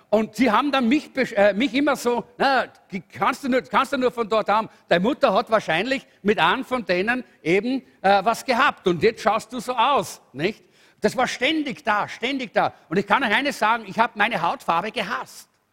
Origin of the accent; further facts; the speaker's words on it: Salzburg, Austria; in Salzburg, wo ich aufgewachsen bin